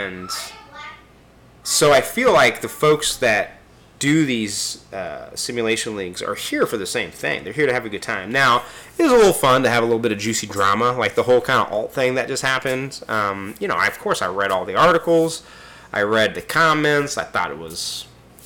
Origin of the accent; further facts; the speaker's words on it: Kansas City, United States; Kansas City is my hometown in real life